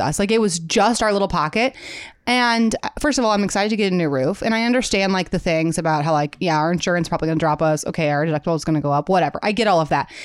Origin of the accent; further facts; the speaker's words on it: Midwest, United States; accent: Midwestern; my Midwestern accent